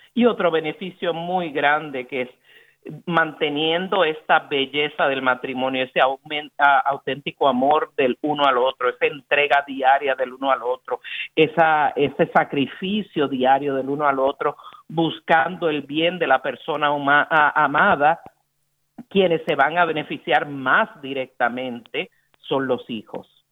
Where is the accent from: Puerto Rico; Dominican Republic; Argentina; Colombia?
Puerto Rico; el corazón de Boricua